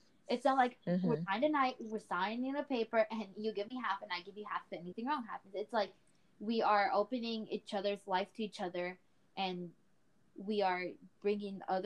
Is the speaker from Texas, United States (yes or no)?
yes; Texas, United States; I'm from Texas. Woohoo. Born and raised here